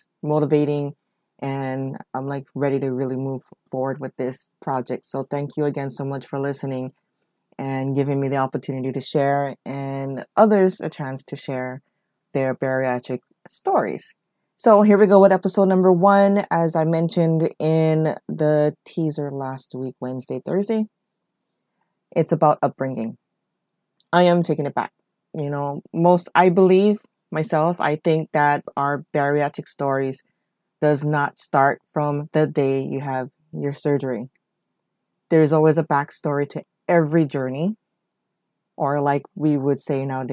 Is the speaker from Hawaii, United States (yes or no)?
yes; Oahu, Hawaii, United States; I am born and raised in Hawaii on the island of Oahu